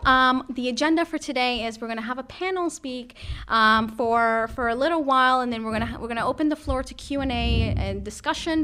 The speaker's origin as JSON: {"language": "English", "town": "Toronto", "region": "Ontario", "country": "Canada", "moved": "yes", "lives_now": "Ireland", "said": "I'm from Canada, I'm from Toronto"}